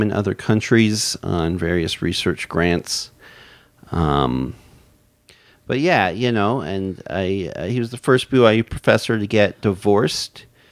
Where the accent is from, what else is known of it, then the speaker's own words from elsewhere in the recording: Orem, Utah, United States; now in Seattle, United States; I'm from Utah Valley. I, I, I grew up in Orem